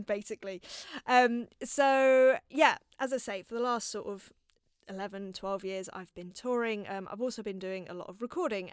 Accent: London, United Kingdom; growing up in North London and, uh, in a place called Palmer's Green

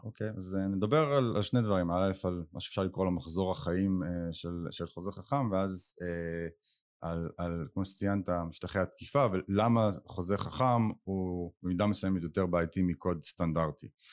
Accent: Israel; אני ישראלי היחיד

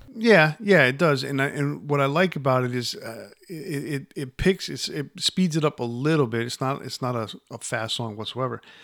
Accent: New York, United States; growing up in New York

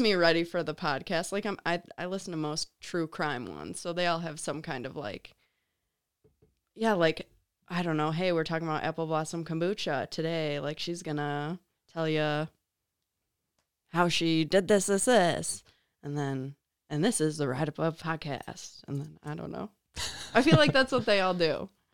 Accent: Chicago, Illinois, United States; moved away as an adult; also born or lived in Grand Rapids, Michigan; I'm from Chicago

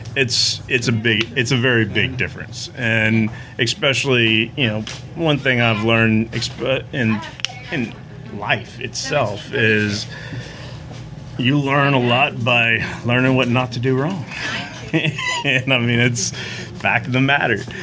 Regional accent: Katy, Texas, United States; I grew up in Katy, Texas. Born and bred.

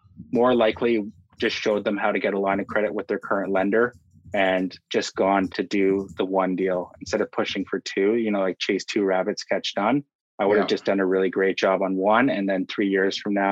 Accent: Burlington, Ontario, Canada; now in Milton, Canada; I'm from Burlington originally, currently living in Milton.

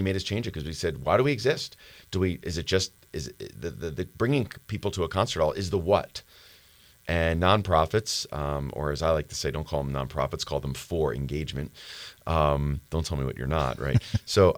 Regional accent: Philadelphia, Pennsylvania, United States; even though we're both from Philadelphia

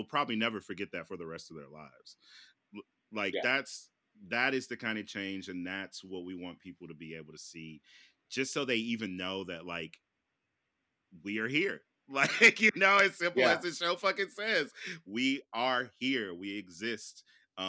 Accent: Midwest, United States; I grew up in the Midwest too.

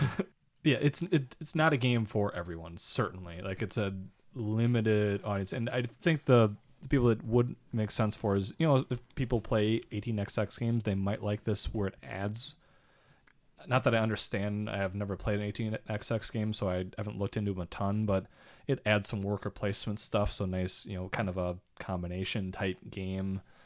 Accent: United States; I'm from America

